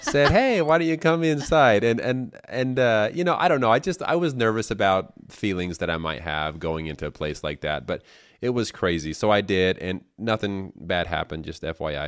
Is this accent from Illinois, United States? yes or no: no; Colorado City, Arizona, United States; moved away as an adult; my hometown, Short Creek